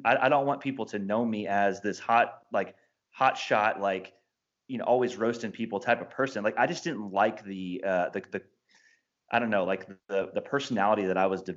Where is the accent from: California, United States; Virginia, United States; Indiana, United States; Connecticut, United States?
Indiana, United States; I'm a sports fan who was born and raised in Indiana